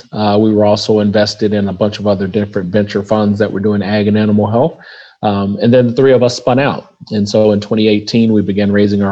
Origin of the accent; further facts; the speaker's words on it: Oklahoma, United States; also born or lived in Kansas; I grew up in Oklahoma, so I've been a Midwest kid all my life